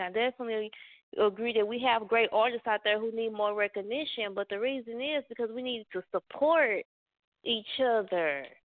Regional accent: Dallas, Texas, United States; also born or lived in Atlanta, Georgia; I was born in ATL and raised in Dallas.

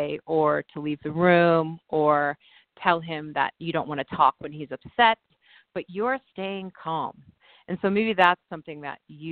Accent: New York, United States; moved away as an adult; now in California, United States; being a New Yorker

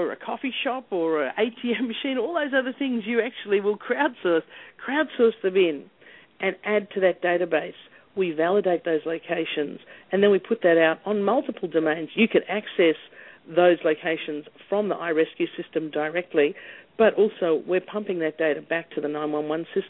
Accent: Australia; moved away as an adult; also born or lived in Harlem, New York / Baltimore; now in New York, United States; I'm originally from Australia

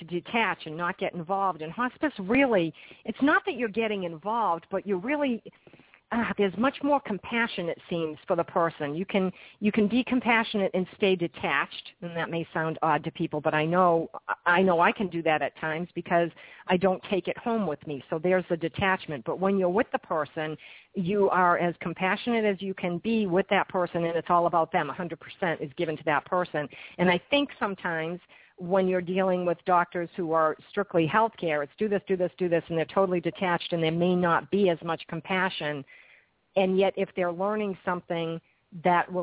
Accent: Massachusetts, United States; now in New Jersey, United States; I live in New Jersey, but I'm from Massachusetts

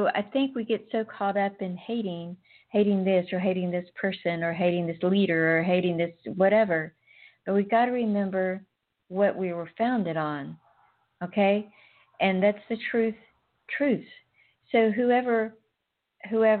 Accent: United States; I'm just an American, right? I am an American. I'm an American woman

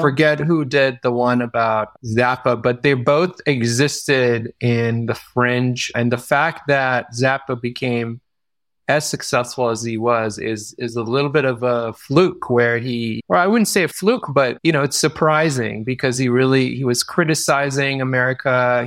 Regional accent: Israel; moved away; I grew up in Israel

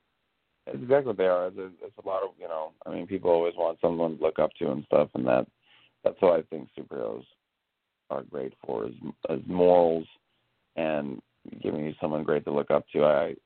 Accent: Hawaii, United States; me and Tonto, I really connected because we're both Hawaiian.

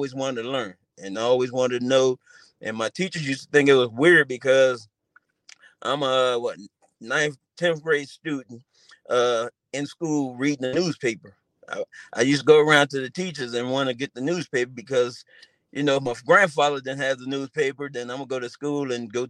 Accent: Philadelphia, Pennsylvania, United States; moved away as an adult; growing up in Philly with my family, my friends, and everyone

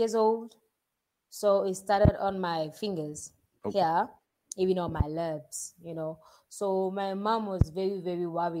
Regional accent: South Africa; I'm from South Africa.

